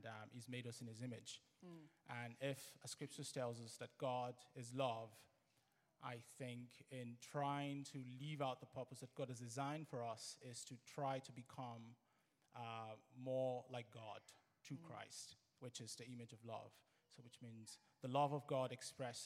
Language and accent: English; Nigeria; I'm Nigerian